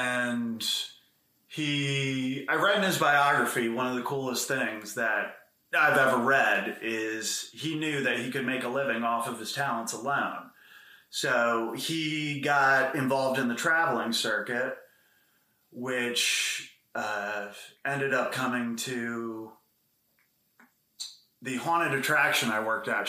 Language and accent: English; Pennsylvania, United States; Boring as fuck.